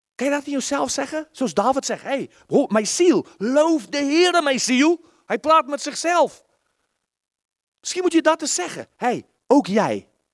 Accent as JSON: {"language": "Dutch", "country": "South Africa", "second_language": "Dutch", "moved": "yes", "said": "Ik heb al een keer verteld dat ik uit Zuid-Afrika kwam."}